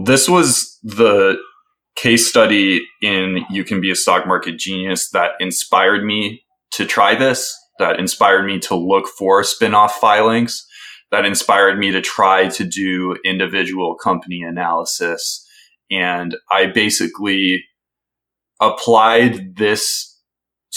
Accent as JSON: {"language": "English", "town": "Milwaukee", "region": "Wisconsin", "country": "United States", "tie": "born or raised there", "said": "I grew up in Milwaukee. That's my hometown"}